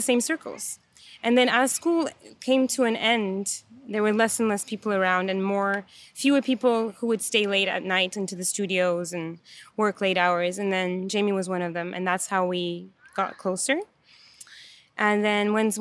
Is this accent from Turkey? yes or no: yes; Istanbul, Turkey; moved away as an adult; also born or lived in Vancouver, Canada; now in Montreal, Canada; So I was born and raised in Istanbul, in Turkey. And when I was 19, I went to school in Vancouver.